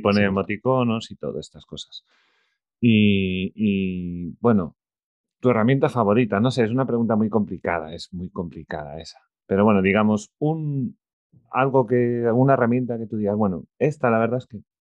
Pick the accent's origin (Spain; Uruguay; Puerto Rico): Spain; soy de España